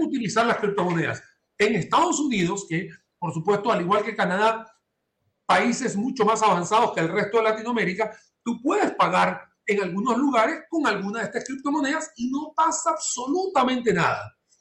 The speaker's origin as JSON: {"language": "Spanish", "town": "Maracaibo", "region": "Zulia", "country": "Venezuela", "tie": "born or raised there", "moved": "yes", "lives_now": "San José, Costa Rica", "said": "desde el estado Zulia, que es donde nací yo en Maracaibo"}